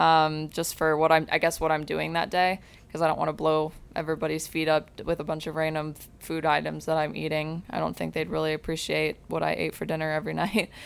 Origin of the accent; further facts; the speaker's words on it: Granger, Indiana, United States; moved away as an adult; now in Fort Lauderdale, United States; I actually grew up in Granger, Indiana